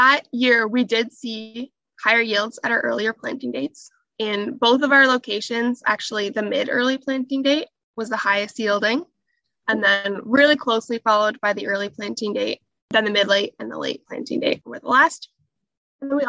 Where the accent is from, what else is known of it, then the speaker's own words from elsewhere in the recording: Southern Ontario, Canada; also born or lived in Northwest Iowa, United States; I grew up in Southern Ontario on a pig and cash crop farm